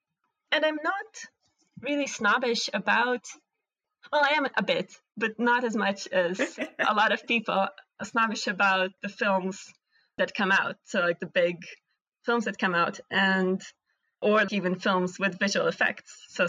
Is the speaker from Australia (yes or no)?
no; Latvia; born there; English is a second language; since I was born in Latvia, I'm a citizen of a European Union, so I can study anywhere in Europe.